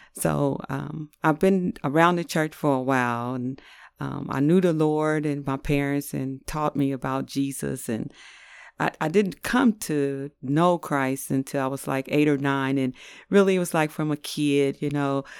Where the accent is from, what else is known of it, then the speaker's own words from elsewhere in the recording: New York City, New York, United States; now in Ohio, United States; I was born in Brooklyn, New York, and then moved to Ohio